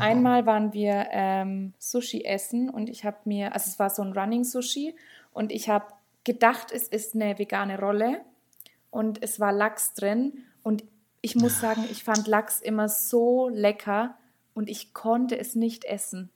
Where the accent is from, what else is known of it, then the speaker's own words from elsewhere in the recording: Steppach, Bavaria, Germany; now in Höchstadt, Germany; ich komme ursprünglich eigentlich vom einem der kleinsten Dörfer überhaupt. Also ich komme aus Steppach